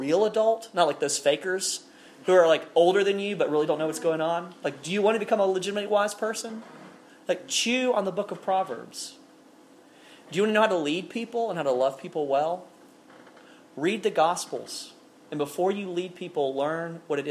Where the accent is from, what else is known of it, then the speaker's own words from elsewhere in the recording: Alabama, United States; I'm a guy from Alabama